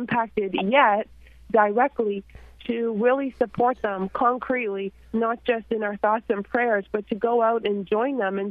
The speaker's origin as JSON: {"language": "English", "country": "Canada", "said": "I'm a Canadian"}